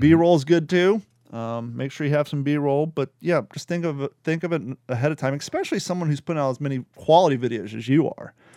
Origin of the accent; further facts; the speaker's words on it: Kentucky, United States; accent: Kentucky, Florida; moved away; also born or lived in Florida; I grew up in Kentucky, so my Kentucky, Florida accent